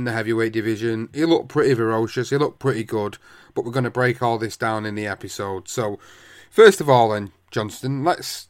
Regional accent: United Kingdom; As a British fight fan

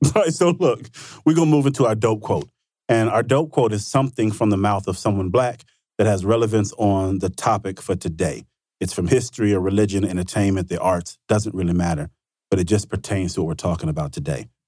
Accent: Vicksburg, Mississippi, United States; my hometown, Vicksburg, Mississippi, small town, Mississippi.

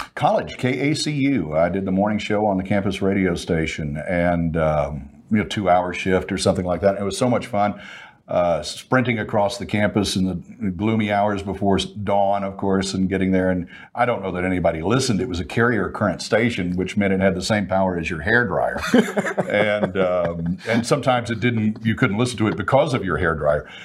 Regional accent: Fort Worth, Texas, United States; now in Dallas, United States; I'm from Fort Worth, live in Dallas

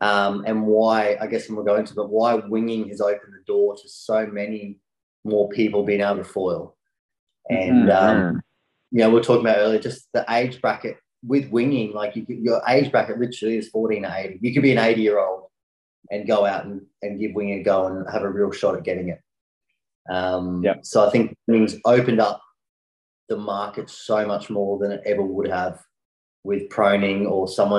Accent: Brisbane, Queensland, Australia; I came from Brisbane, which is about an hour and a half away from either Gold Coast or Sunshine Coast, if people are looking on the map.

